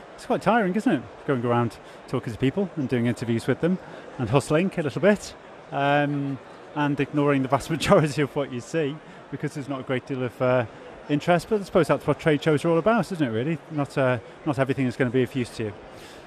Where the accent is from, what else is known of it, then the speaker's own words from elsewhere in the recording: Liverpool, North West England, United Kingdom; we're all from Liverpool, you know, we sort of know each other from Liverpool